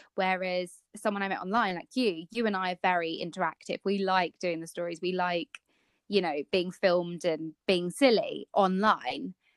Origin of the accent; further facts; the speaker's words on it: Kent, South East England, United Kingdom; we are part of a Kent blogger group because we're both from Kent